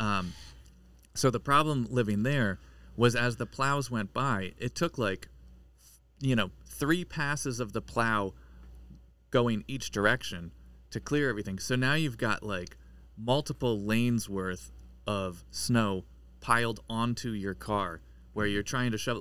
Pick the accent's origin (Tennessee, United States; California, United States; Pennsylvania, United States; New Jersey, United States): Pennsylvania, United States; now in New England, United States; I'm from Pennsylvania